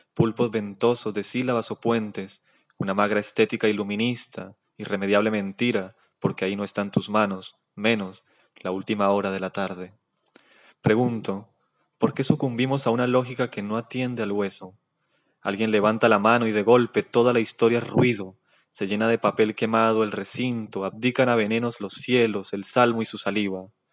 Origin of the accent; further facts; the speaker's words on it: Cali, Valle del Cauca, Colombia; soy de Cali